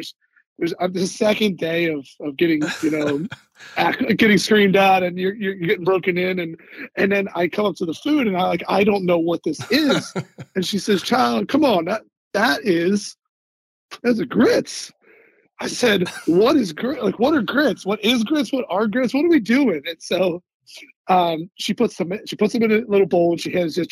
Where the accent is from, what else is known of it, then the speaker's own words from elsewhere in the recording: Philadelphia, Pennsylvania, United States; I'm from Philadelphia